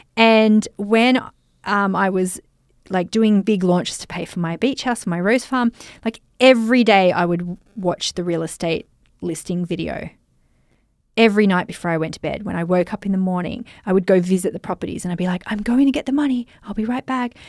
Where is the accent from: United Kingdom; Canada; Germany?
Germany; I'm from Germany and I'm a social media marketing mentor